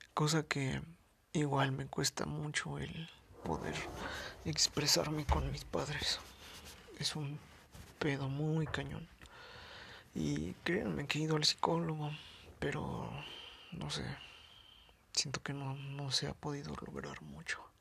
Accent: Mexico City, Mexico; soy de la Ciudad de México

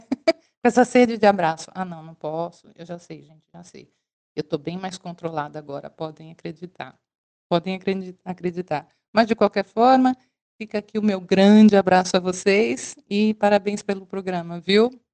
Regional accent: Brazil; moved away as an adult; also born or lived in China; sou brasileira

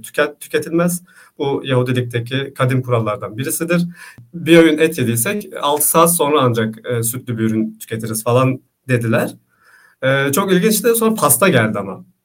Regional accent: Istanbul, Turkey; also born or lived in Grenoble, France; İstanbul doğumluyum, işte Anadolu Hisarı'nda yaşıyorum.

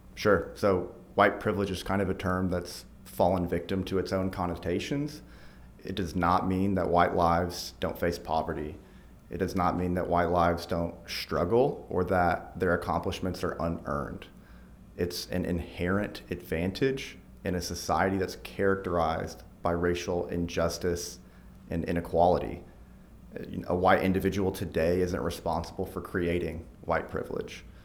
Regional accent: Fayetteville, Arkansas, United States; also born or lived in Texas; grew up in Fayetteville, went to the U

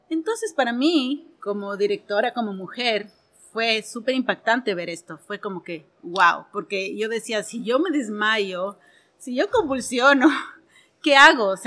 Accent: Ecuador; soy ecuatoriana y soy productora audiovisual.

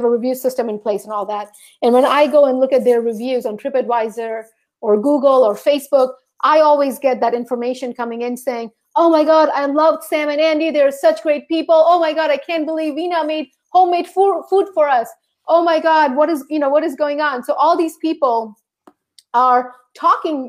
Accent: St. Thomas, U.S. Virgin Islands; moved away; I grew up in St. Thomas, which is a part of the U.S. Virgin Islands

